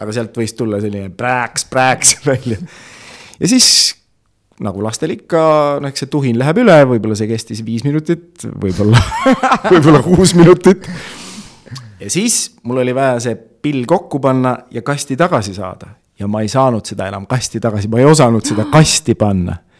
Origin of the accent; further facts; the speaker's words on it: Tartu, Tartu County, Estonia; also born or lived in Otepää; ma olen äh, selline põline Tartu poiss olnud, ma olen mm. Tartus äh, sündinud, kasvanud